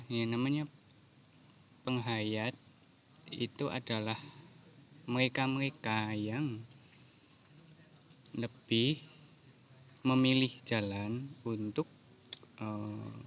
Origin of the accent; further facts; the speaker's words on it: Java, Indonesia; oh ternyata aku orang Jawa. Oh iya orang Jawa itu Eh, terkena terkenal dengan tata krama, terkenal dengan eh, istilahnya unggah-ungguh.